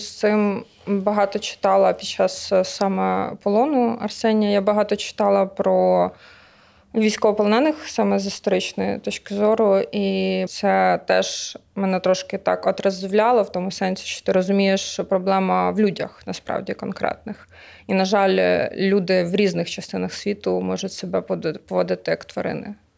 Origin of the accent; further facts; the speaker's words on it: Lviv, Lviv Oblast, Ukraine; now in Kyiv, Ukraine; Я сама зі Львова.